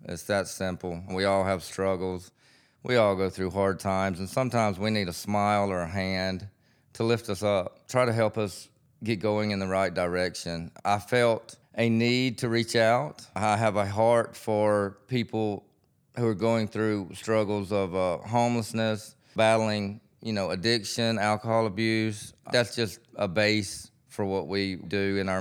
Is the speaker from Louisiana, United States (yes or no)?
no; Sumrall, Mississippi, United States; I grew up in Summerall, small city of Summerall. Grew up on a farm